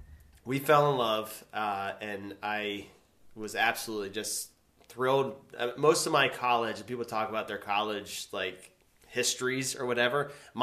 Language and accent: English; Shippensburg, Pennsylvania, United States; I grew up in Shippensburg.